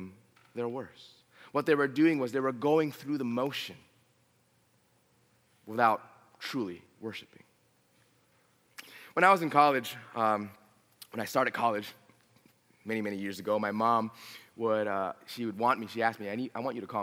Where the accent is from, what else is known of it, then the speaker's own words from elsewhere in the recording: Los Angeles, California, United States; also born or lived in Riverside, California; I was born and raised in San Fernando Valley